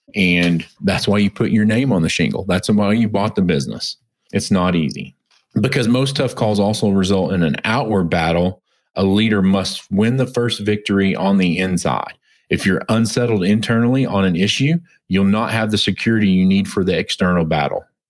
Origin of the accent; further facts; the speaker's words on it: United States; also born or lived in Oklahoma / Texas; growing up in Oklahoma and Texas